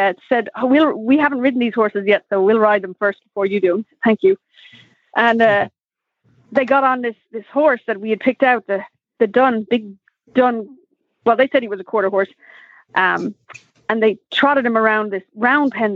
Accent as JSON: {"language": "English", "town": "Dublin", "region": "Leinster", "country": "Ireland", "tie": "born or raised there", "also_born_or_lived": "Kentucky", "moved": "as an adult", "lives_now": "United States", "said": "So I'm from Ireland. I was born and raised in Dublin."}